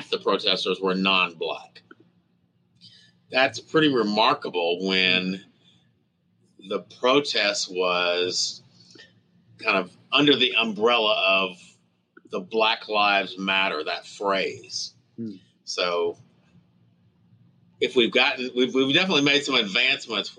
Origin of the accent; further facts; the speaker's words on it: Fort Smith, Arkansas, United States; now in Tulsa, United States; my hometown where I went to high school, Fort Smith, Arkansas